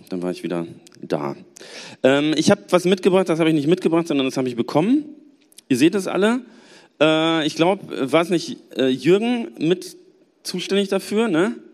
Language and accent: German; Gelsenkirchen, North Rhine-Westphalia, Germany; Ähm, ich komme aus Gelsenkirchen und ich muss sagen, im Bergischen Land ist es voll schön.